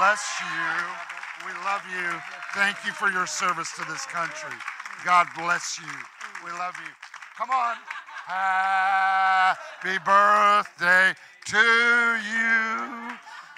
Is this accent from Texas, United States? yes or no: no; Illinois, United States; We're all from Illinois. We're just kids from Illinois